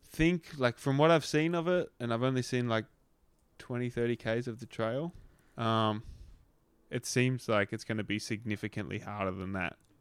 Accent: Australia; growing up in Australia

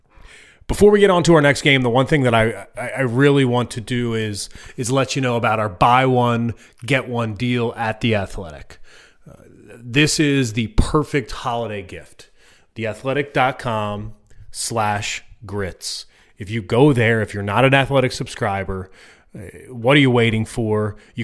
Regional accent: Eastern Time Zone, United States; I grew up in the Eastern time zone my entire life.

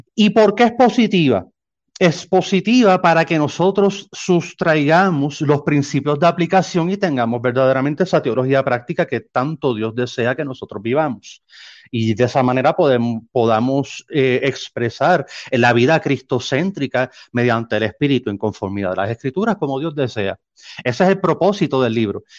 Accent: San Juan, Puerto Rico; moved away as an adult; now in Nogales, Mexico; soy natal de San Juan, Puerto

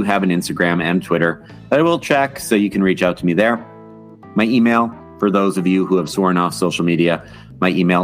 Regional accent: Wisconsin, United States; we are from Wisconsin

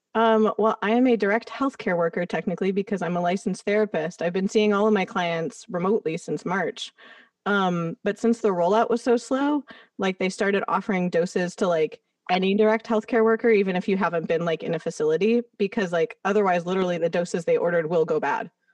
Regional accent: Los Angeles, California, United States; having grown up here, it's like I didn't have the perspective outside

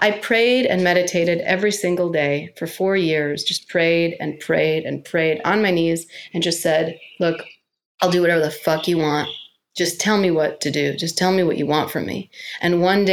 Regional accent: New York, United States; being a New Yorker

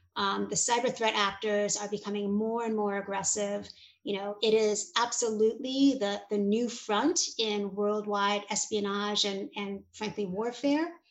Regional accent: New York City, New York, United States; I was and am a Hungarian immigrant kid. My parents were refugees and I grew up in New York City

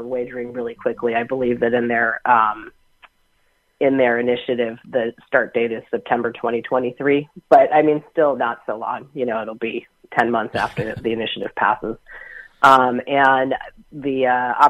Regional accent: New England, United States; now in California, United States; I grew up in New England as a Red Sox fan

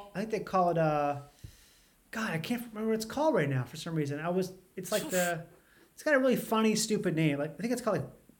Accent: Minnesota, United States; I grew up in Minnesota. I'm obviously a white guy.

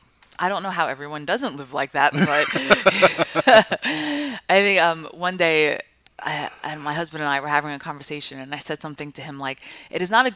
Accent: Five Towns, New York, United States; moved away as an adult; also born or lived in Oakland, California; I grew up in the Five Towns, which are right, like these small little towns right by Kennedy Airport.

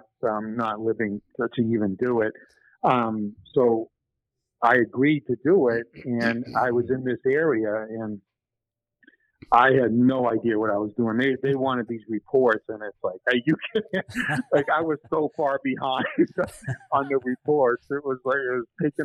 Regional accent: New Hampshire, United States; we grew up in New Hampshire together

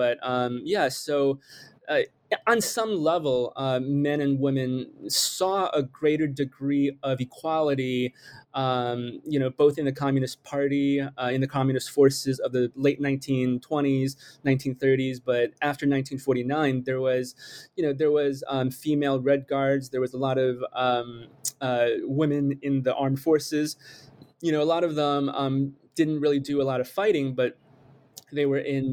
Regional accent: United States; also born or lived in China / Michigan / New York; I was born in China, but I immigrated really quickly to the United States at the age of six. And I grew up here. I grew up mostly in Michigan and New York

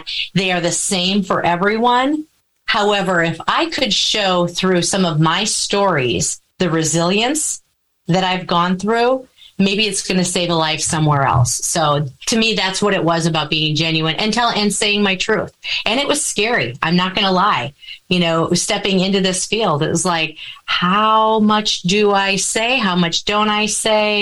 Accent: Wisconsin, United States; I am a born and bred cheesehead

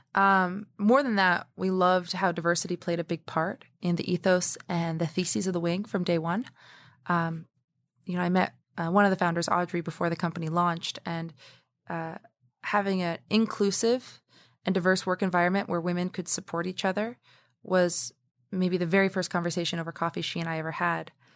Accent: New York City, New York, United States; I was born in Harlem, New York

